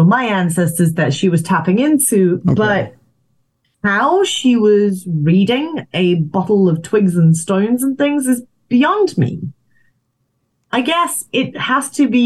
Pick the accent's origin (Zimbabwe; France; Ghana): Zimbabwe; moved away; also born or lived in South Africa; I grew up in Zimbabwe